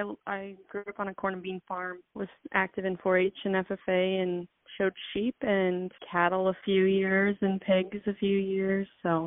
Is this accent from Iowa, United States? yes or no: yes; Atlantic, Iowa, United States; And I'm from Atlantic.